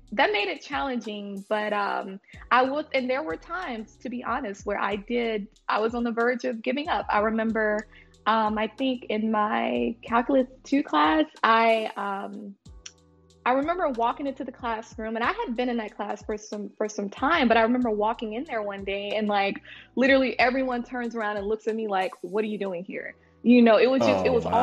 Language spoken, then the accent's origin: English; Montgomery, Alabama, United States; also born or lived in Oklahoma; Moved to Montgomery, and I lived there for a while